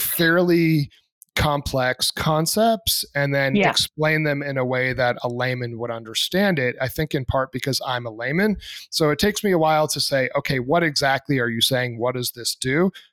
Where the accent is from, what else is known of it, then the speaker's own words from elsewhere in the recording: Plymouth, New Hampshire, United States; I grew up in Plymouth, New Hampshire